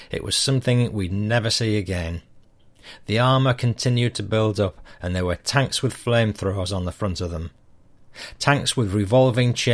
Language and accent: English; Yorkshire and the Humber, United Kingdom; I say British because although I'm a Yorkshireman